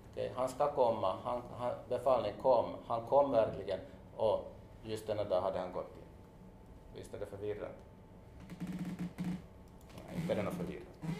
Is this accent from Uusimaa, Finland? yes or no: no; Jeppo, Ostrobothnia, Finland; moved away; also born or lived in Hanko, Finland; jag är ju född i Jebo, men jag har- jag har levt också två år i Hangö